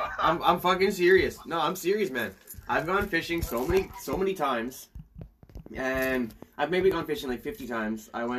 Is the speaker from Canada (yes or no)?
yes; Canada; I'm even a Canadian